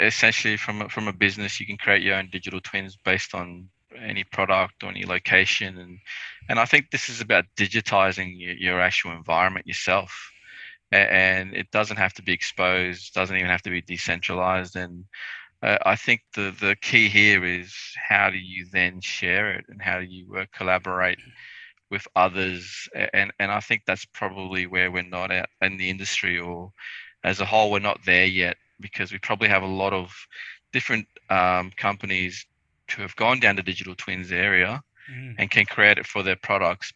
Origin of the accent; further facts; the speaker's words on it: North Queensland, Australia; I grew up in North Queensland. We didn't have aircon